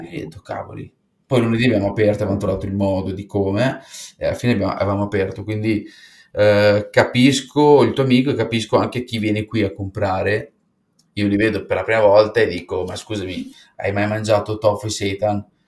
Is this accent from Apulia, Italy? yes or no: yes; Apulia, Italy; siamo pugliesi